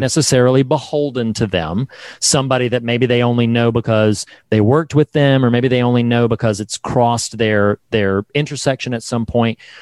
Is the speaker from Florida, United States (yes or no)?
no; North Carolina, United States; I'm from the South. I'm a North Carolina boy